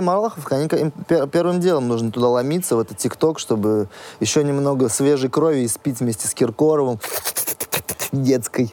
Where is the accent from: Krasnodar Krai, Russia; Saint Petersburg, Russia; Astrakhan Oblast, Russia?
Astrakhan Oblast, Russia; У нас в Астрахани жарко.